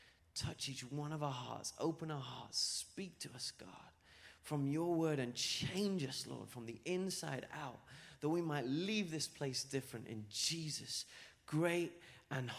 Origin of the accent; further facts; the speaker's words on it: England, United Kingdom; moved away as an adult; now in Florida, United States; I'm from England. But lived here in Florida for like 8 years. 8 years now, so you might hear a little bit of a twang in my accent.